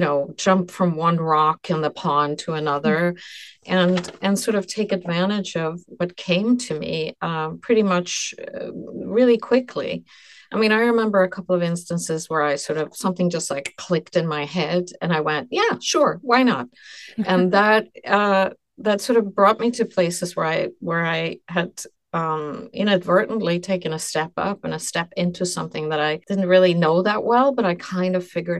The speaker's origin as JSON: {"language": "English", "town": "Stockholm", "country": "Sweden", "tie": "born or raised there", "moved": "yes", "lives_now": "New York City, United States", "said": "I was born in Sweden and I lived in Stockholm before by chance just came to New York City"}